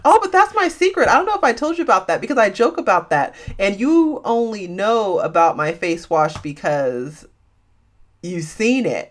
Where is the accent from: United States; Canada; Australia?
United States; San Francisco Bay Area, California; I'm from the San Francisco Bay Area, a small city in the San Francisco Bay Area.